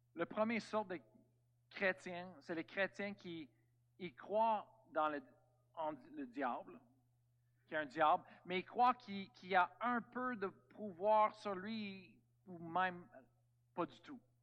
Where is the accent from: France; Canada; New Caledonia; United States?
Canada; on est tous des Américains, Amen, Canadiens